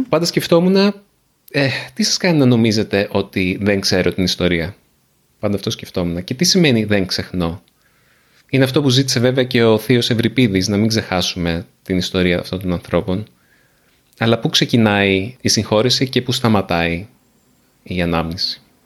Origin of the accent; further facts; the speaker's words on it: Nea Smyrni, Attica, Greece; και η γιαγιά και η μαμά και εγώ μεγαλώσαμε στη Νέα Σμύρνη